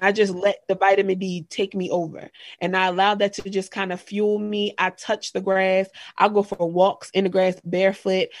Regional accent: Harford County, Maryland, United States; I grew up in Harford County, Maryland, which really is like a rural area.

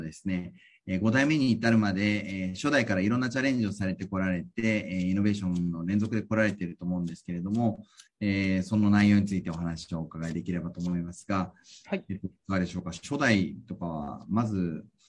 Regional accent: Tokyo, Japan; 東京育ち

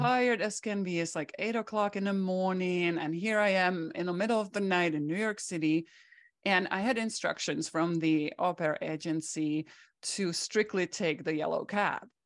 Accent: Czechia; English is a second language; moved away as an adult; now in United States; I grew up behind the Iron Curtain

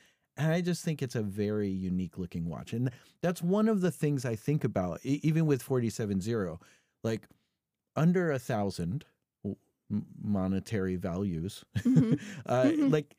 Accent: California, United States; Well, I am from California.

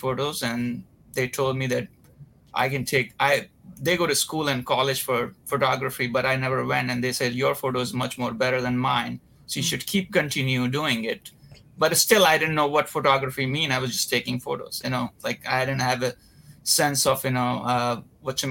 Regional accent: Varanasi, Uttar Pradesh, India; moved away as an adult; now in Los Angeles, United States; I'm Indian. I was born and raised in a small town, not as very small, but it's a place called Varanasi

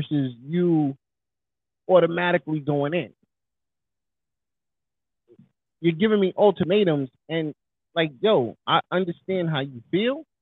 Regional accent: New York, United States; I'm from New York.

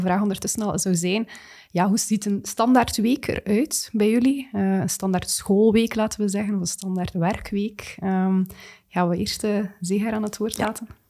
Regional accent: Flanders, Belgium; we daar als Vlamingen, als Belgen

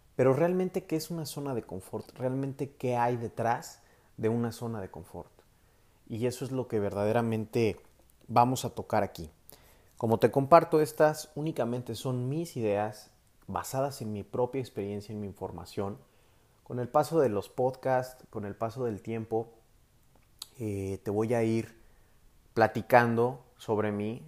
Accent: Mexico; Soy mexicano, tengo 27 años actualmente

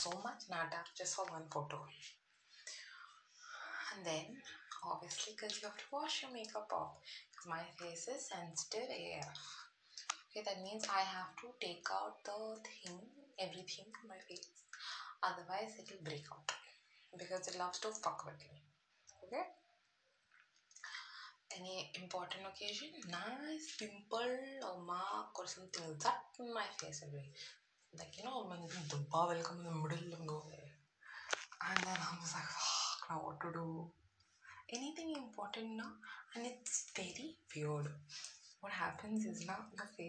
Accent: South India, India; I'm from the south.

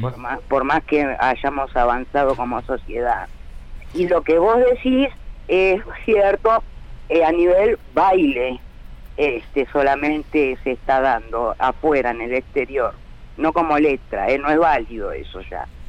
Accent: Argentina; somos así los argentinos

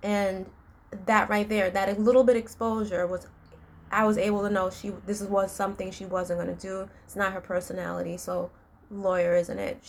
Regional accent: New York City, New York, United States; I grew up in New York City

